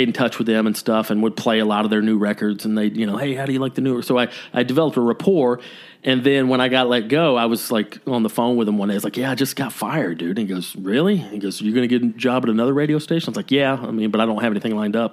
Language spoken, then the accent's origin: English; Canton, Georgia, United States; moved away; also born or lived in Athens, Georgia; I moved back home to my hometown of Canton, Georgia.